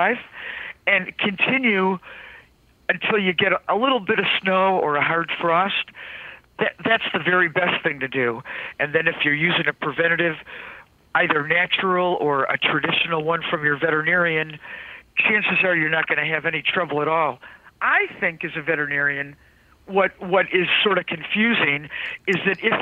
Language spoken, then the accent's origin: English; Cleveland, Ohio, United States; I grew up in Cleveland, Ohio